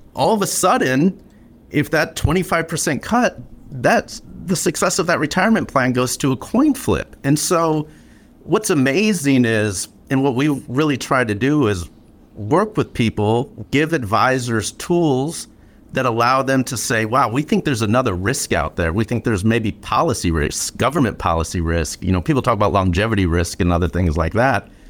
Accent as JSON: {"language": "English", "town": "Flint", "region": "Michigan", "country": "United States", "tie": "born or raised there", "said": "growing up in Flint"}